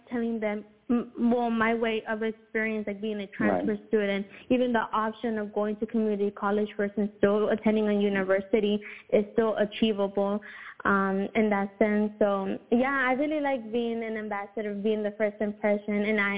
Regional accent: Houston, Texas, United States; Houston, man, I love my city.

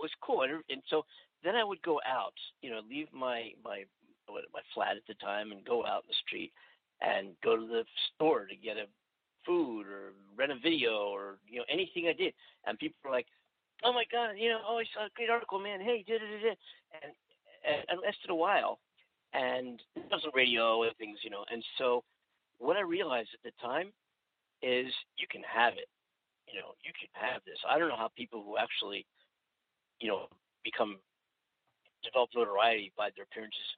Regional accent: Philadelphia, Pennsylvania, United States; now in California, United States; the Philadelphia Inquirer, my hometown

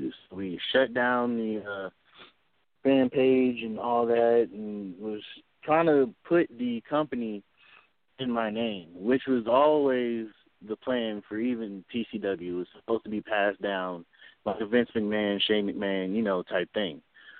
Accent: Chicago, Illinois, United States; now in United States South; I'm originally from Chicago.

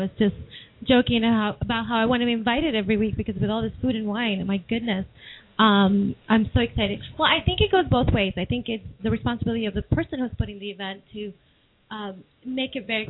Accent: New York City, New York, United States; now in Seattle, United States; I'm from New York City

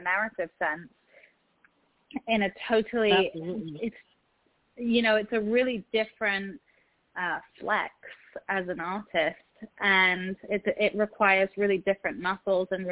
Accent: England, United Kingdom; moved away as an adult; also born or lived in Egypt / Morocco; now in Los Angeles, United States; I'm from England, so I don't sound American, but I'm based in Los Angeles. I'm Egyptian

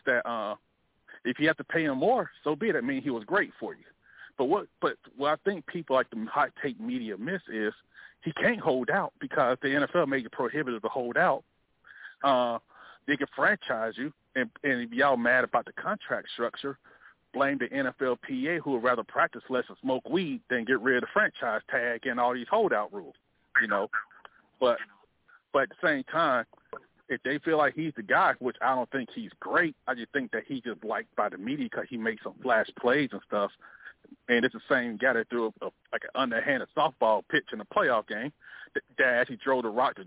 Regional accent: Montgomery, Alabama, United States; moved away; in Montgomery, my hometown

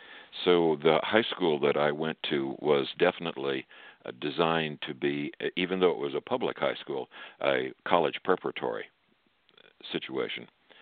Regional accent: Fayetteville, Arkansas, United States; born there; also born or lived in Ann Arbor, Michigan / St. Louis, Missouri / Kansas City, Missouri / El Paso, Texas; We moved a number of times. I was born in Fayetteville, Arkansas, near the campus of the University of Arkansas, where my father had his first church after he had been ordained. And then we moved to Ann Arbor, Michigan, and then we moved to St. Louis, Missouri

